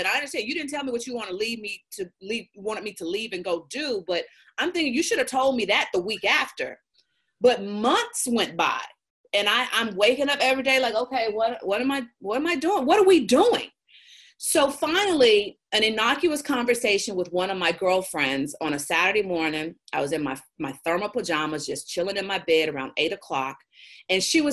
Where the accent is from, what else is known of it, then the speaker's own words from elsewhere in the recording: Jackson, Tennessee, United States; moved away as an adult; I was a blue girl born and raised in Jackson, Tennessee